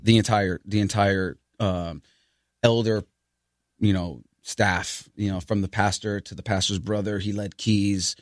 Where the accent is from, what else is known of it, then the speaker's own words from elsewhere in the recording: New York City, New York, United States; I grew up in the Bronx